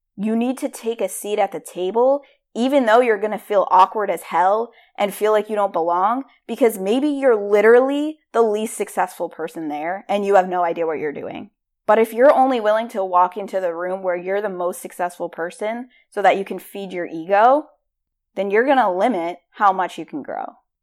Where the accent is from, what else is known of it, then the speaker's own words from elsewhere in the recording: Rhode Island, United States; I am from Rhode Island